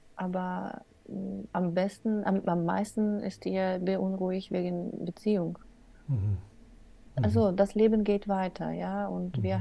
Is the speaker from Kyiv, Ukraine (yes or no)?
no; Odesa, Odesa Oblast, Ukraine; first language Russian; German is a second language; moved away as an adult; now in Germany; ich komme aus Odessa, wo Russisch wird meistens gesprochen.